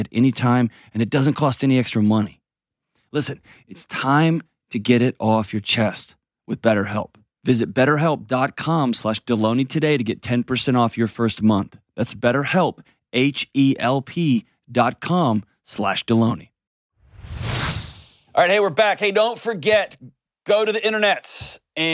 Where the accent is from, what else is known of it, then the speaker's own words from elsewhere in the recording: Houston, Texas, United States; I grew up in Houston